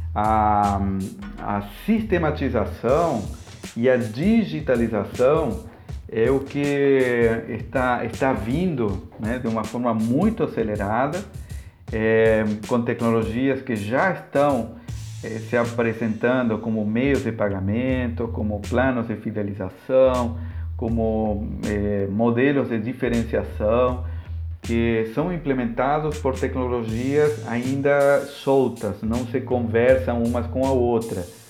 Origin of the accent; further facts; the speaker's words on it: Argentina; Portuguese is a second language; now in Palhoça, Brazil; sou argentino, há quase 20 anos que moro aqui no Brasil, mais pontualmente na cidade de Palhoça, em Santa Catarina